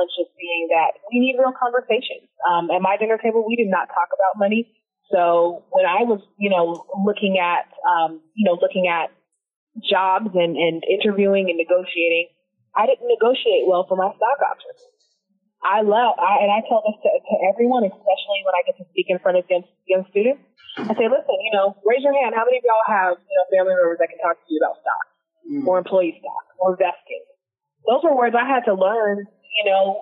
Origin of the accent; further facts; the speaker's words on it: Seattle, Washington, United States; moved away as an adult; now in New York City, United States; I grew up in Seattle, so I was part of a really great coding program called the Technology Access Foundation